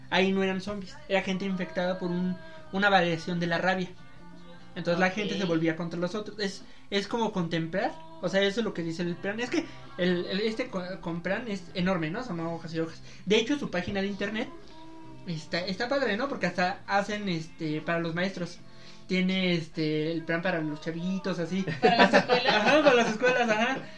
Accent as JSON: {"language": "Spanish", "country": "Mexico", "said": "yo soy mexicano. Tengo mi green card."}